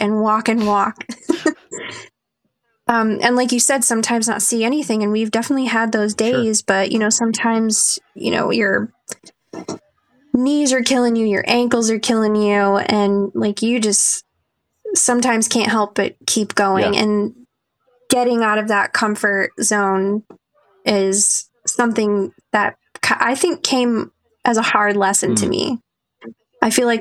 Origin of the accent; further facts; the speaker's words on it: Ohio, United States; moved away as an adult; now in North Dakota, United States; growing up in Ohio